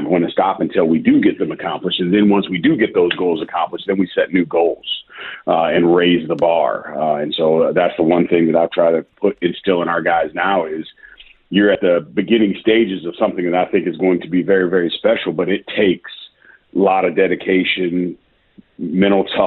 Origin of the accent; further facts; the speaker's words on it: Midwest, United States; now in Memphis, United States; I'm from the Midwest originally